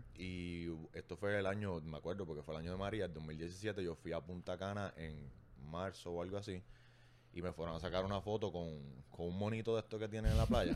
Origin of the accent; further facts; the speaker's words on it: Arecibo, Puerto Rico; moved away as an adult; now in Bayamón, Puerto Rico; soy de Arecibo, llegué a Bayamón por trabajo